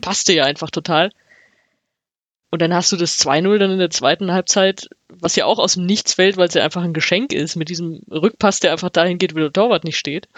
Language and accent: German; Frankfurt am Main, Hesse, Germany; als Frankfurterin